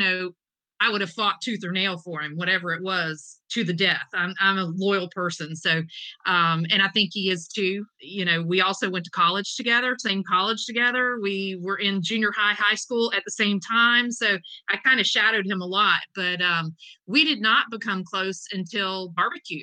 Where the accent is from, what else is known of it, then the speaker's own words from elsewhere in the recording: Eastern North Carolina, United States; I'm from Eastern North Carolina. It's whole hog where I'm at.